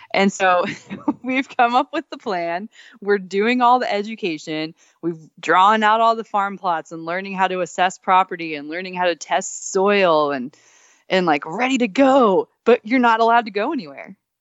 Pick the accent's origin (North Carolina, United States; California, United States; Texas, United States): Texas, United States; moved away; also born or lived in Alaska; I grew up in Texas